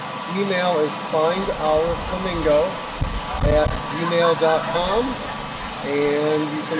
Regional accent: Andover, New Hampshire, United States; Andover, New Hampshire.

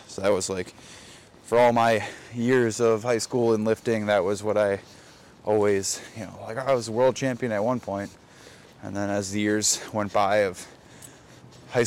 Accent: Racine, Wisconsin, United States; I grew up in Wisconsin, southeastern Wisconsin. Racine

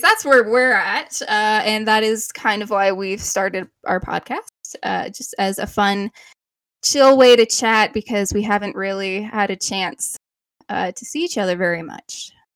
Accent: Canada; we are Canadian

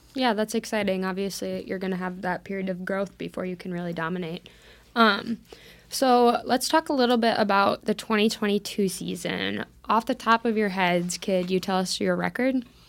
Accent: Minnesota, United States; I'm from Minnesota too

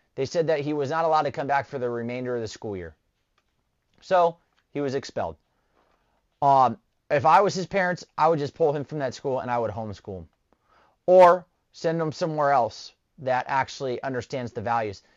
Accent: Southern California, United States; moved away as an adult; I'm originally from Southern California

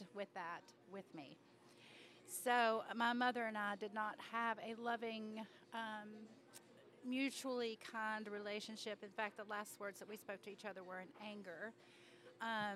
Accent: North Carolina, United States; I grew up in a town that was the smallest, one of the smallest towns in North Carolina in the largest county

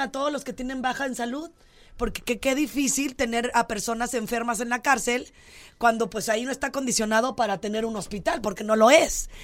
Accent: Jalisco, Mexico; yo soy de Jalisco, entiéndanlo así vengo del mariachi

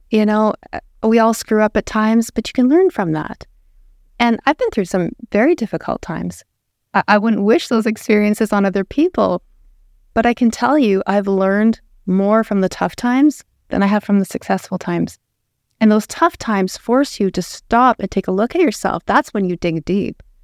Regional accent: Lethbridge, Alberta, Canada; I was raised in Lethbridge, born and raised.

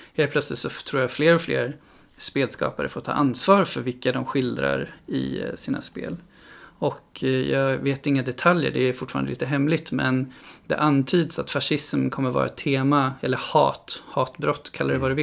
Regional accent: Stockholm, Stockholm County, Sweden; now in Gothenburg, Sweden; Jag är själv ifrån Stockholm

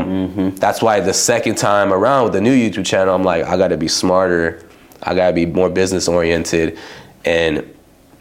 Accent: Los Angeles, California, United States; also born or lived in Palmdale / Yucaipa / Fresno; I grew up like in LA County area

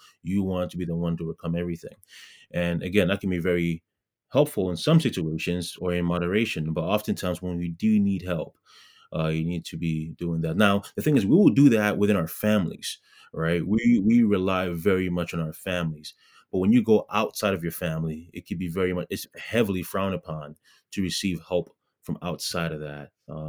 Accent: Ghana; especially as, you know, Ghanaians, you know, being a Ghanaian, we are very giving, we're very supportive

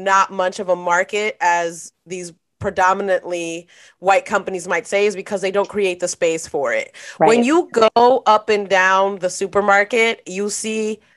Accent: New York City, New York, United States; moved away as an adult; growing up in New York City

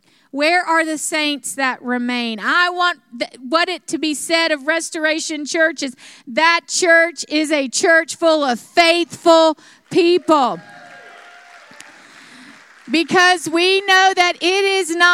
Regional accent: South Alabama, United States; moved away; where I grew up in South Alabama

